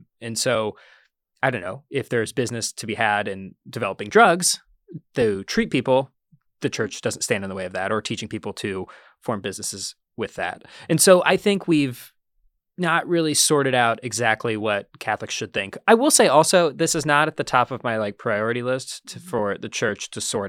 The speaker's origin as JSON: {"language": "English", "town": "Columbus", "region": "Ohio", "country": "United States", "tie": "born or raised there", "moved": "yes", "lives_now": "New York, United States", "said": "I grew up in Columbus, Ohio."}